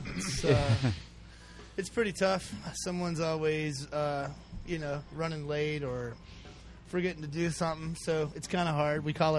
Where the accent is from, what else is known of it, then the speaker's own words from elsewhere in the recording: Tennessee, United States; I'm from Tennessee.